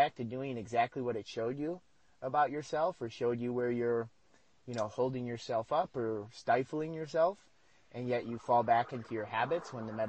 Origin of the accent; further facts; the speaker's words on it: United States; moved away as an adult; now in Mexico; I'm an American